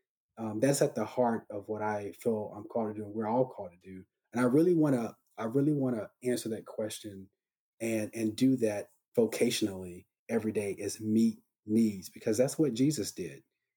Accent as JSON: {"language": "English", "town": "Charlotte", "region": "North Carolina", "country": "United States", "said": "I'm from Charlotte, North Carolina"}